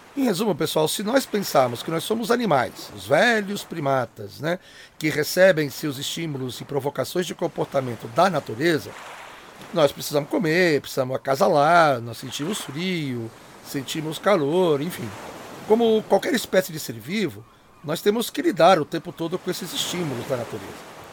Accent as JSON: {"language": "Portuguese", "region": "Espírito Santo", "country": "Brazil", "also_born_or_lived": "Campinas, Brazil", "moved": "as an adult", "lives_now": "São Paulo, Brazil", "said": "Eu sou originário de um dos estados que são considerados mais apagados da Federação Brasileira, o Espírito Santo. Acho que eu já disse em episódios anteriores que eu sou capixaba"}